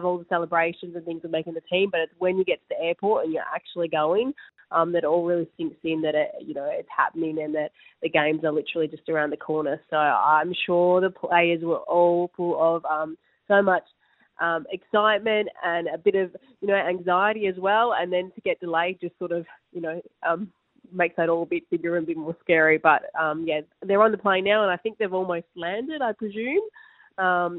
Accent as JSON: {"language": "English", "country": "Australia", "said": "as Australian players"}